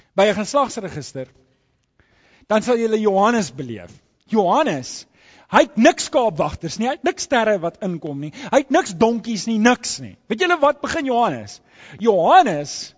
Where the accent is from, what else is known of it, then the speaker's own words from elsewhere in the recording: South Africa; as ek my paspoort oopmaak ja dan sit daai foto ek's 'n Suid-Afrikaner